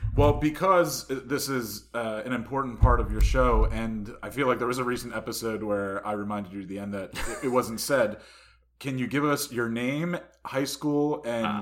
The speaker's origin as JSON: {"language": "English", "town": "Harrington Park", "region": "New Jersey", "country": "United States", "said": "I'm from Harrington Park"}